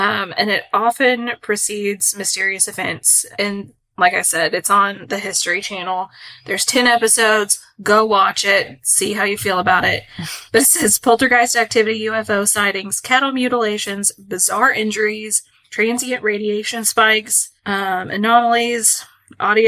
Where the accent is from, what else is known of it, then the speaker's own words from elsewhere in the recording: Kentucky, United States; I'm from Kentucky